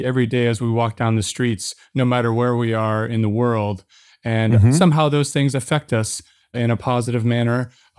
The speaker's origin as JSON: {"language": "English", "town": "St. Louis", "region": "Missouri", "country": "United States", "tie": "born or raised there", "said": "And I grew up in the Midwest within this country, St. Louis, Missouri."}